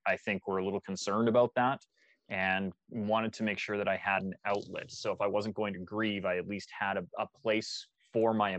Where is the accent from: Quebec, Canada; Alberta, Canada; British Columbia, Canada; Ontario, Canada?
Alberta, Canada; Calgary; Born and raised in Calgary, Alberta